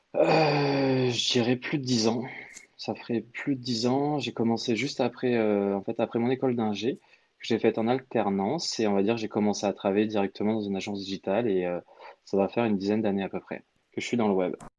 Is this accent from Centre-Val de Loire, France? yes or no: yes; Orléans, Centre-Val de Loire, France; moved away as an adult; also born or lived in England; now in Paris, France; à la base, je suis originaire, on va dire, d'Orléans